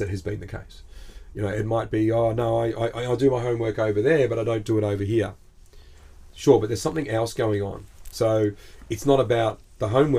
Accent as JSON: {"language": "English", "country": "Australia"}